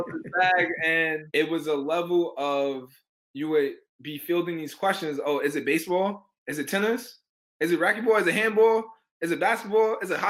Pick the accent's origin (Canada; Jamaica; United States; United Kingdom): United States; New York City, New York; I said I was from Harlem